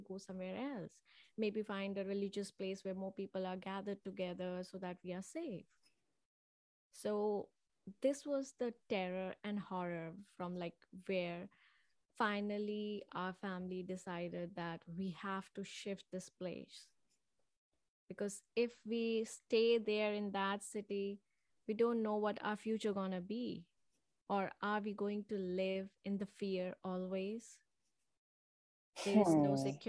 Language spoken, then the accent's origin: English; Manipur, India; I was born in Manipur, and it was a small state in India